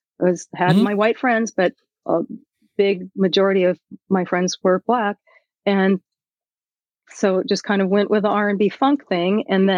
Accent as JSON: {"language": "English", "town": "Seattle", "region": "Washington", "country": "United States", "tie": "born or raised there", "said": "I did. Born and raised in View Ridge."}